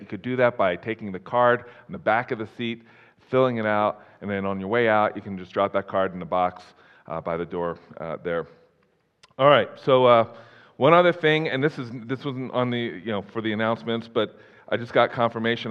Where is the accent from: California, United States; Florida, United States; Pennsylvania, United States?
Pennsylvania, United States; Philadelphia; moved away as an adult; also born or lived in Colorado; now in Wyoming, United States; I'm originally from the Philadelphia area